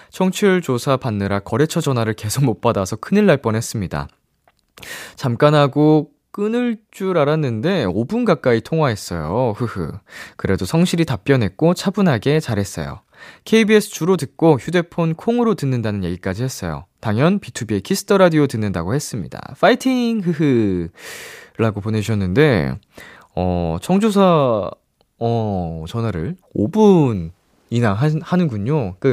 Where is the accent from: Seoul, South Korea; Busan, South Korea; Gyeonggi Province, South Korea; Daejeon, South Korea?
Daejeon, South Korea; moved away; 대전의 명물